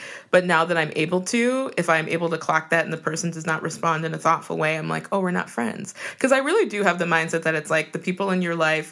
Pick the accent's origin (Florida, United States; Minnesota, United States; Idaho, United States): Minnesota, United States; as a youth growing up in Minnesota